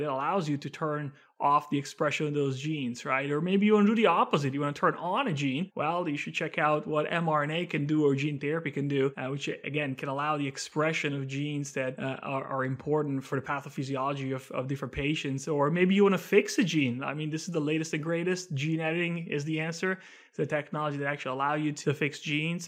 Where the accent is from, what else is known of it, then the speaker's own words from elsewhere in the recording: Italy; moved away; I'm originally from Italy, from beautiful Italy, born and raised there.